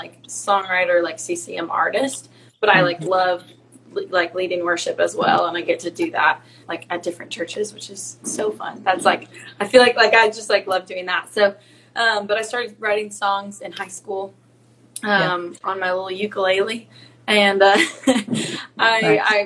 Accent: the Northwest, Pacific Northwest, United States; I'm from the Northwest, a little tiny little farm town

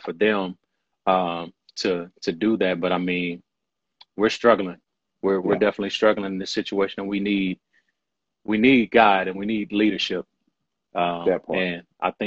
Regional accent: Louisville, Kentucky, United States; I'm born and raised in Louisville, Kentucky.

